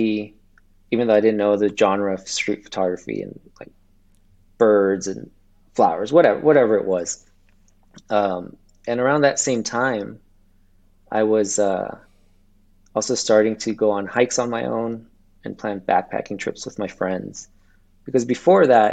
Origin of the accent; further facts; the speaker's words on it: Los Angeles, California, United States; also born or lived in Ventura County, California; I'm from California, and I grew up in Los Angeles, and I'm currently living in Ventura County right now.